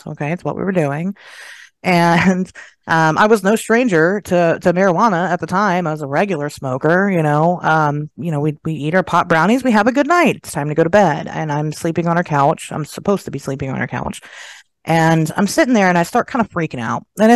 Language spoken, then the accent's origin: English; Dayton, Ohio, United States; I'm from Dayton, Ohio, and it's basically Germantown, Ohio, smaller than that even